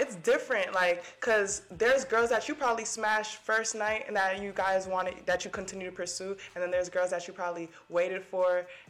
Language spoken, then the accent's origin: English; Delray Beach, Florida, United States; we from Delray.